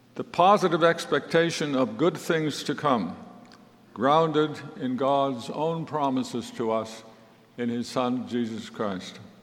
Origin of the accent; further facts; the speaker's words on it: Netherlands; I was born in 1942 in the Netherlands, which at that time was under German occupation.